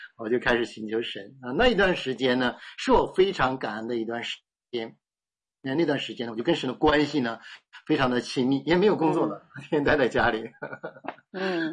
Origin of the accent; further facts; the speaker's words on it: Heilongjiang, China; 我们家是东北人，那是在东北的黑龙江